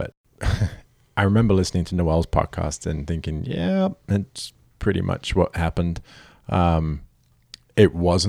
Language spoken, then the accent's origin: English; United Kingdom; I am a Brit with a terrible accent that's now a hybrid.